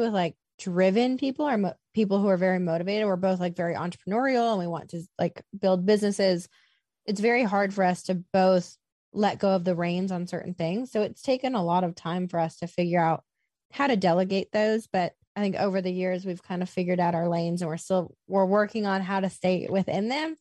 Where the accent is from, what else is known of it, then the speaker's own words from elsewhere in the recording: Iowa, United States; also born or lived in Los Angeles; now in Nashville, United States; I was born and raised in Iowa.